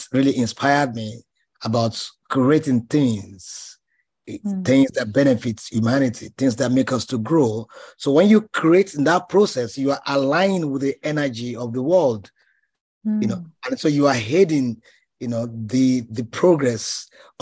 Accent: Ejigbo, Lagos, Nigeria; I was born in 1968 in Ejibo, one of the kind of a suburb of Lagos as a state. So I was brought up here

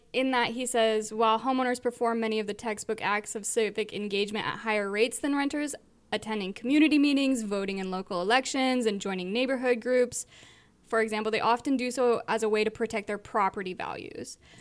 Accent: Southern California, United States; where I grew up in Southern California, I had tons of friends where I grew up

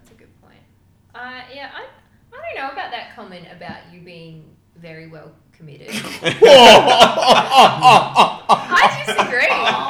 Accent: Australia; No, I was born here. I'm an Australian.

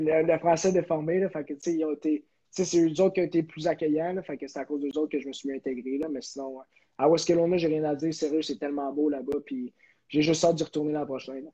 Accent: Terrebonne, Quebec, Canada; moved away; also born or lived in Kelowna / Amherst / Northwood School, United States; chez moi à Terrebonne.

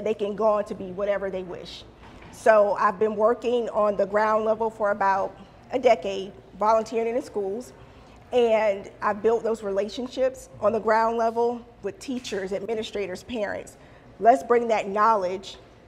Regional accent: Savannah, Georgia, United States; I was born and raised here in Savannah, Georgia

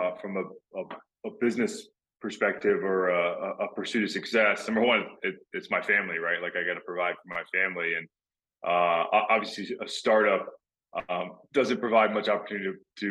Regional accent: Texas, United States; moved away as an adult; also born or lived in Florida; I grew up in Texas where football is pretty much a religion

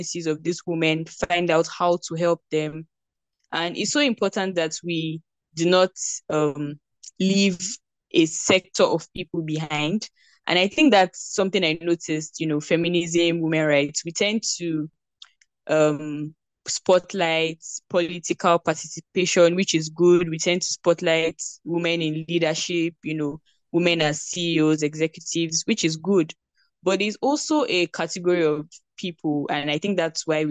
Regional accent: Nigeria; I am a Nigerian and I recently graduated from Obafemi

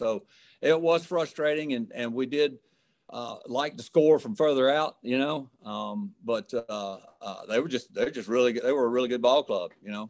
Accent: Starkville, Mississippi, United States; I grew up in Starkville and Kermit Davis was my next door neighbor

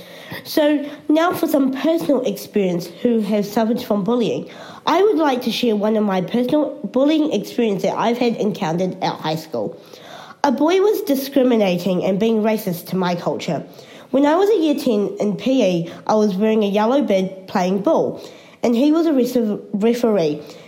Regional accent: New Zealand; even though I have a different skin colour, I'm still a New Zealander.

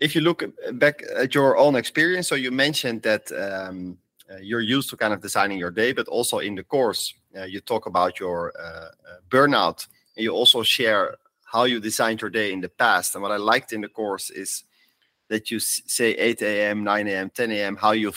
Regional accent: Netherlands; moved away as an adult; also born or lived in Amsterdam; I'm also from the Netherlands

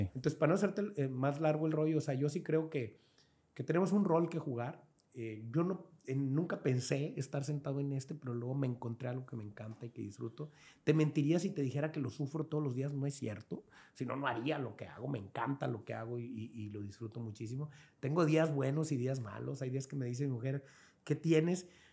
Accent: Angostura, Sinaloa, Mexico; moved away as an adult; now in Culiacán, Mexico; yo soy sinaloense, del gato de Lara, en Angostura, aquí, sí, allí crecí, mis papás.

